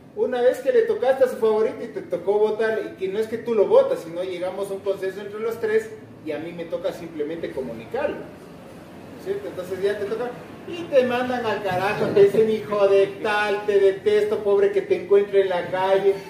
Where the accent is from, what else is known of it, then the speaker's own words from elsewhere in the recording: Ecuador; somos Ecuador